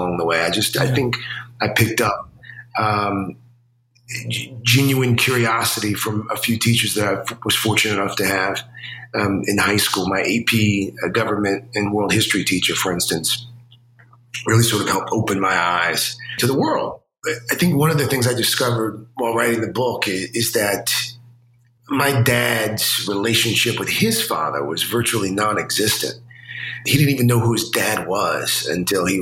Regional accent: South Carolina, United States; when I was growing up, I grew up in South Carolina.

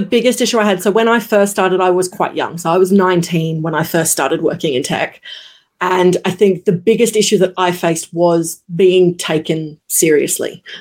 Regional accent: Brisbane, Queensland, Australia; I am based in Brisbane, Queensland, Australia, born, raised, lived. Uh, never moved

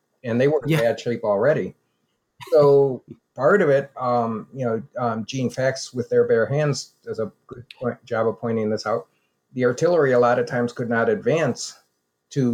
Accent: United States; also born or lived in Germany; me as an American.

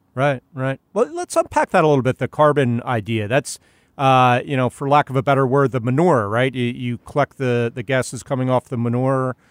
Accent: Philadelphia, Pennsylvania, United States; born or raised there

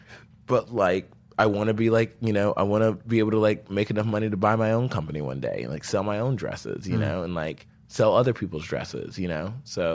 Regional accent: the South, United States; It's like how I make sense of the world because I'm from the South. And a lot of people who aren't from the South, I think, don't make sense of it as often as I do.

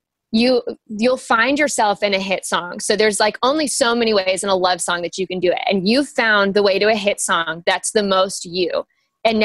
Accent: Nashville, Tennessee, United States; I'm from Nashville. My parents met at the Bluebird

